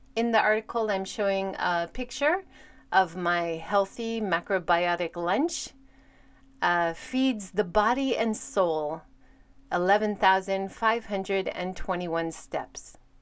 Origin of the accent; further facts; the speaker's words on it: United States; now in Hiroshima, Japan; Living in Hiroshima as an American